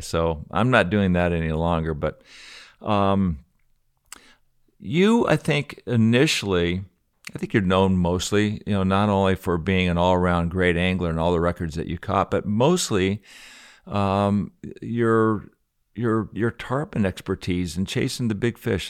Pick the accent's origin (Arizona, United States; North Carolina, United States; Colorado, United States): Colorado, United States; I'm a skier from Colorado